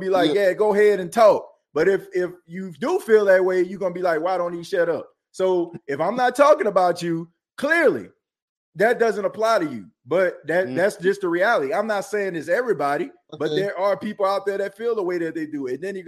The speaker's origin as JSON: {"language": "English", "town": "New Orleans", "region": "Louisiana", "country": "United States", "tie": "born or raised there", "moved": "yes", "lives_now": "South Carolina, United States", "said": "I don't stay in Louisiana anymore. I stay in South Carolina, but I was born and raised in New Orleans, New Orleans, Louisiana"}